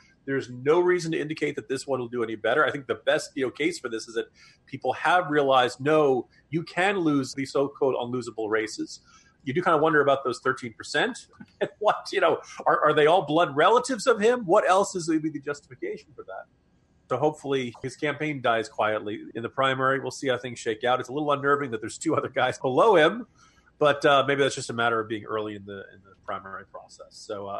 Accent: the North, Northern United States, United States; as a Northerner

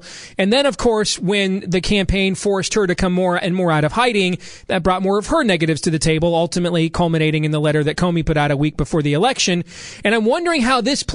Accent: Grand Rapids, Michigan, United States; When I was a kid growing up in Grand Rapids, Michigan

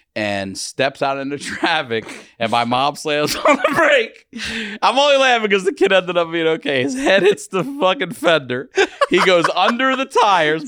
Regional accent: Maryland, United States; I'm from Maryland

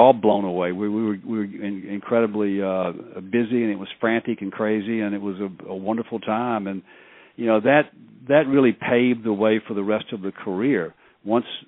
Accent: a suburb of Memphis, Mississippi, United States; I'd practiced law for 10 years in my hometown, which is a suburb of Memphis

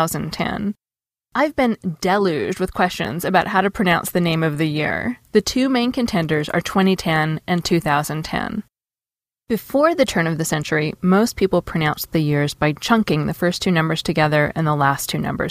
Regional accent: Seattle, Washington, United States; When I was growing up in Seattle

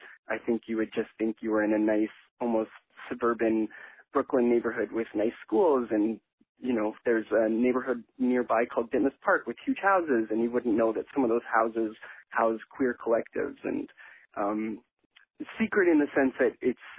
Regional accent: Edmonton, Alberta, Canada; now in New York, United States; So I am from Edmonton, Alberta, Canada, and it is near the Rocky Mountains. We're in the west. It's the capital city. Edmonton is the capital city of Alberta. Alberta is kind of like the Texas of Canada.

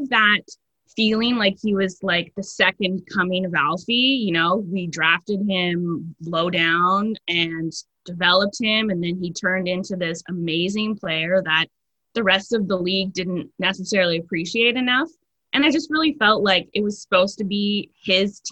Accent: Ottawa, Ontario, Canada; moved away; I was born a Sens fan because I'm from Ottawa, grew up there. Shout out to Bell's Corners.

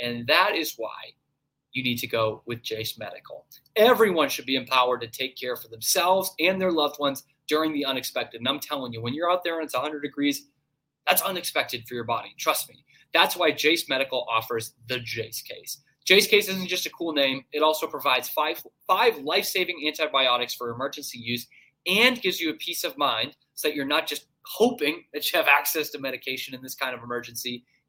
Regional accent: Northeast, United States; And I'm from the Northeast. No idea.

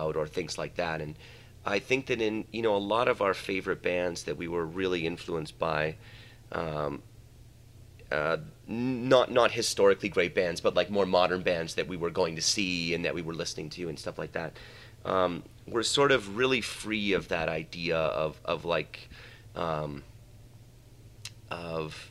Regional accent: Canada; now in Mexico; we're Canadian and we grew up in Canada

